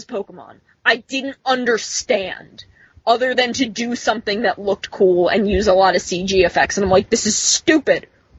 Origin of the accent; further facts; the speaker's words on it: New Jersey, United States; I'm from New Jersey. I have lived my whole life in New Jersey.